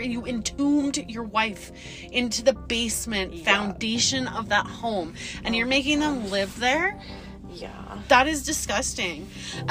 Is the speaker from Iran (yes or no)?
no; Calgary, Alberta, Canada; we are from Calgary